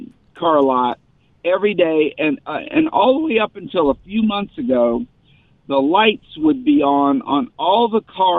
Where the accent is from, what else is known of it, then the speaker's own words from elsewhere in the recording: the South, United States; I grew up in the South